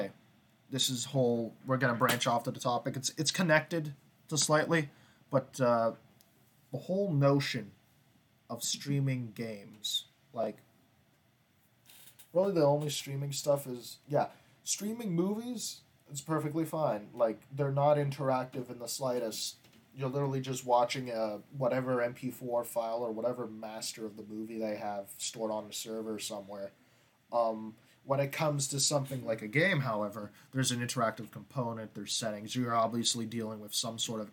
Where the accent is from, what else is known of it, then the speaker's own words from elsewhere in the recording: Canada; I'm Canadian